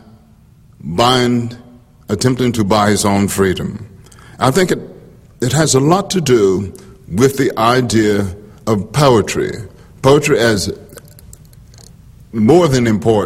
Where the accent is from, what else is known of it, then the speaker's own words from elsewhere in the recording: Bogalusa, Louisiana, United States; moved away; growing up in Bogalusa, Louisiana